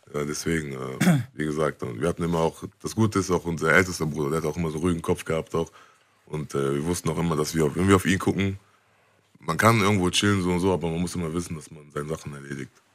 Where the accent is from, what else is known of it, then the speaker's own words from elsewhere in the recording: Bonn, North Rhine-Westphalia, Germany; wir sind auch aufgewachsen in der Gegend, wo, wo viel auch. Ähm, viel auch gegen uns war